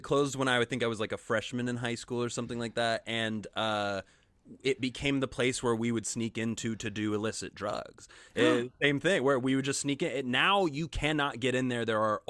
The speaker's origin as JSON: {"language": "English", "town": "Wichita", "region": "Kansas", "country": "United States", "tie": "born or raised there", "said": "I grew up in Wichita, Kansas"}